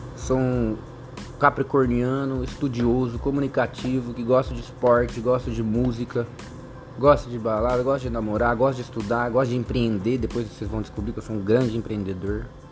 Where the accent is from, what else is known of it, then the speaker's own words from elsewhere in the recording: Jacareí, São Paulo, Brazil; Nasci em Jacareí, no estado de São Paulo